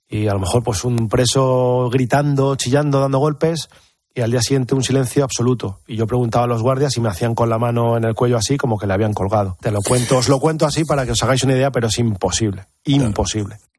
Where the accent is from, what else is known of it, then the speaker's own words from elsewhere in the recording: Spain; estoy aquí, estoy en mi país. No sabemos lo afortunados que somos por haber nacido en este país.